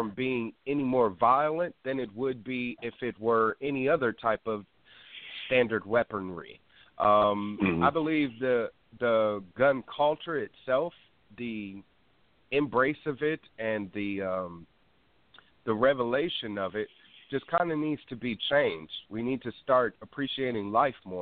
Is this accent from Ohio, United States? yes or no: no; Wisconsin, United States; now in California, United States; I'm from Wisconsin